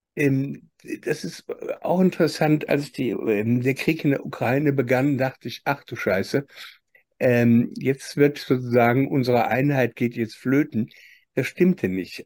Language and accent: German; Germany; nachdem wir gerade in Deutschland 70 Jahre aufgewachsen sind